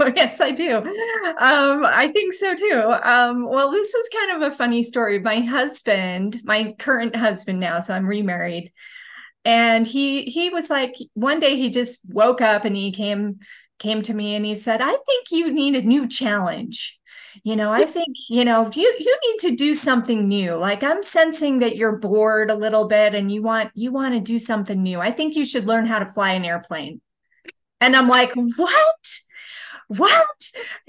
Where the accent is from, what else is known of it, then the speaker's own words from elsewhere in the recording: Utah, United States; I would say I have a fairly normal upbringing from Utah. I studied business at the University of Utah